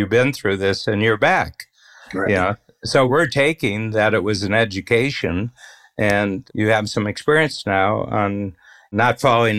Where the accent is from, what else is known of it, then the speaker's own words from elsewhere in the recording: Northern Ohio, United States; We're both from Northern Ohio.